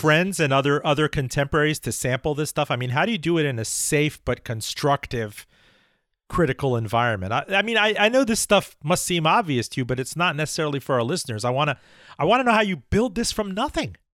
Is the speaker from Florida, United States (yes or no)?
yes; Miami, Florida, United States; I don't recognize my hometown anymore